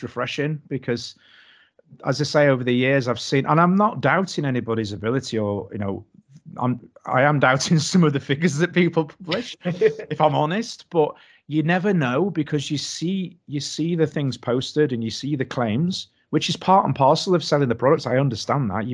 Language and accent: English; Doncaster, Yorkshire and the Humber, United Kingdom; now in Knaresborough, United Kingdom; I'm actually from Doncaster, which is infinitely worse.